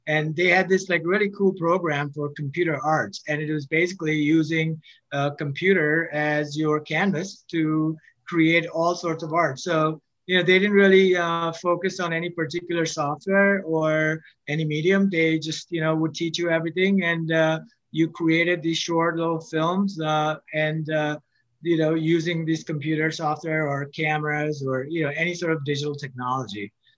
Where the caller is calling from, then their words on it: Pennsylvania, United States; Right now I'm in Pennsylvania.